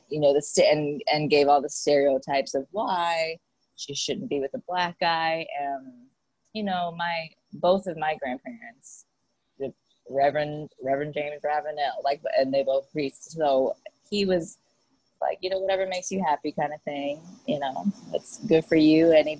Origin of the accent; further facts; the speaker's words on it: Fussa, Tokyo, Japan; Yeah, Fusa. Yep, born and raised in Fusa, Japan. And I was actually born off base